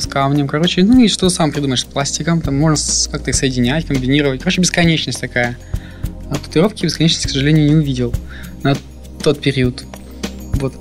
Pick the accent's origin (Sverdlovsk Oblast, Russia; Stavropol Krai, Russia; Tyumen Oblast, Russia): Stavropol Krai, Russia; Yessentuki; moved away; Я родом из Ставропольского края, город Ессентуки